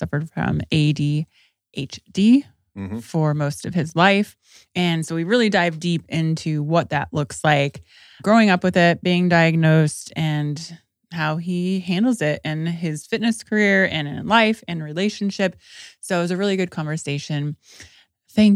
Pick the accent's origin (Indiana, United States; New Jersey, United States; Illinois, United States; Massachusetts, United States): Indiana, United States; Indianapolis; moved away as an adult; also born or lived in Peru, Indiana / Los Angeles; now in Austin, United States; I was born in Peru, Indiana, and then I moved to Indianapolis, Indiana